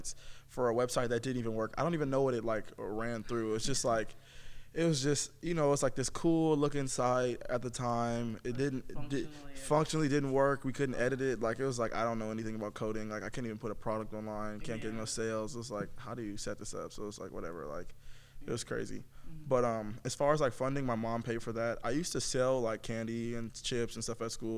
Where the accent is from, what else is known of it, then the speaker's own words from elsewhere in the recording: Los Angeles, California, United States; I'm from Los Angeles, California.